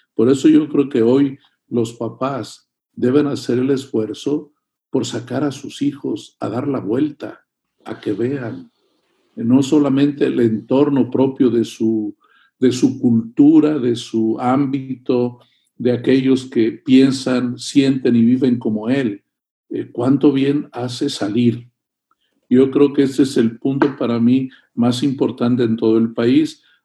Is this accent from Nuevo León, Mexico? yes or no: yes; Monterrey, Nuevo León, Mexico; tú y yo somos mexicanos de aquí de Monterrey